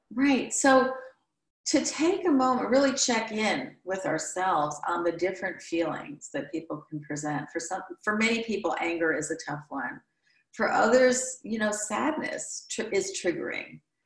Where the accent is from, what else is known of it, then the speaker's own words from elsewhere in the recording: Midwest, United States; now in New York, United States; I'm from the Midwest